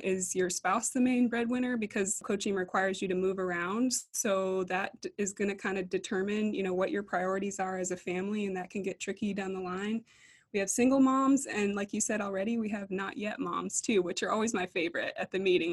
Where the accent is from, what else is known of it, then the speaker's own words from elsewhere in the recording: East Coast, United States; moved away as an adult; also born or lived in Minneapolis; now in Abilene, United States; We're both from the East Coast